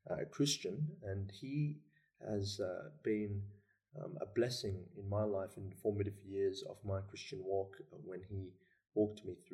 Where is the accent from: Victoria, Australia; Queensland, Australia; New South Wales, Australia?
New South Wales, Australia; Sydney; also born or lived in Melbourne; I was born in Melbourne. Hmm. Uh, the whole family. Um, brother and sister and I were born in Melbourne, but we moved to Sydney when I was about 4